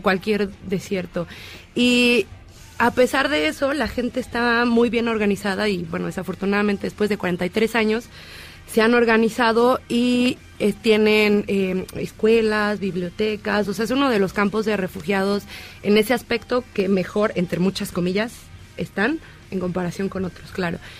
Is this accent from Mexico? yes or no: yes; Mexico; nosotros como mexicanos